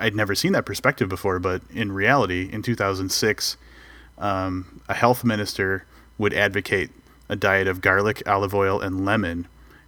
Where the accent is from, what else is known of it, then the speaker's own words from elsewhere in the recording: United States; as an American